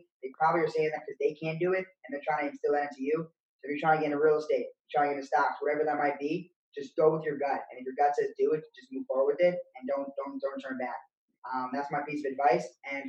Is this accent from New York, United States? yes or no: yes; Bronx, New York, United States; And then I was from the Bronx, New York.